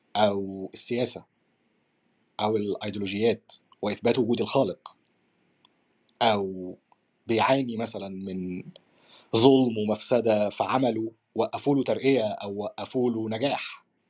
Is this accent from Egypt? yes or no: yes; Egypt; احنا عندنا في مصر